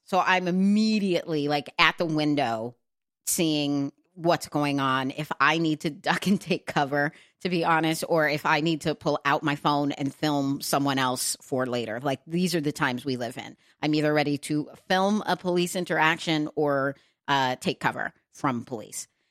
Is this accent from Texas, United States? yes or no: yes; Texas, United States; moved away as an adult; also born or lived in New York City / Los Angeles, California; now in New Jersey, United States; I grew up in Texas